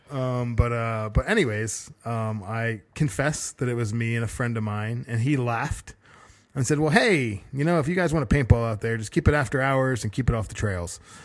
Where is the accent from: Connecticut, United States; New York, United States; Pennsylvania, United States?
Connecticut, United States; I always found razor clam shells growing up in Connecticut on the coast